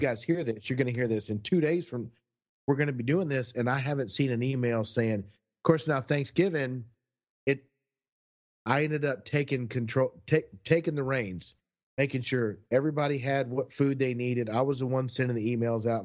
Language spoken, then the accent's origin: English; Texas, United States; we're from Texas